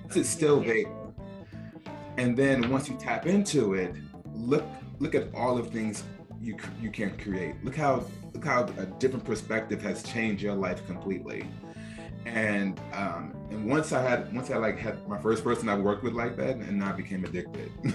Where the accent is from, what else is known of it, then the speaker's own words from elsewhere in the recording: Newark, New Jersey, United States; I grew up in Newark, New Jersey